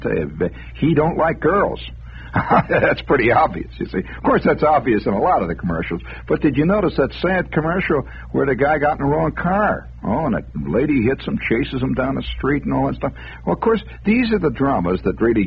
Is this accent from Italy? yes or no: no; United States; I'm an American